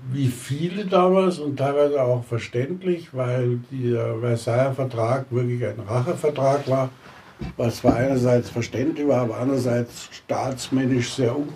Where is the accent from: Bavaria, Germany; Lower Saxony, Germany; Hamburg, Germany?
Bavaria, Germany; Schliersee; also born or lived in Munich; geboren 9.3.1930, in München, aufgewachsen in Fischhausen, Neuhaus am Schliersee